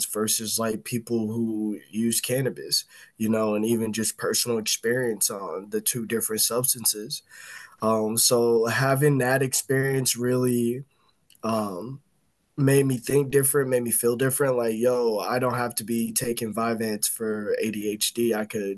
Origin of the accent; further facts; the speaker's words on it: Indiana, United States; moved away as an adult; now in Illinois, United States; I'm from Yeah, Indiana